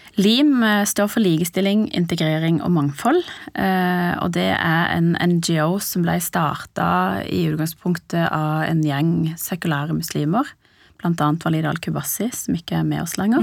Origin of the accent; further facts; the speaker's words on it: Sørlandet, Norway; moved away as an adult; also born or lived in Iran / Lillesand; now in Oslo, Norway; vokste opp på Sørlandet og endte opp i Oslo.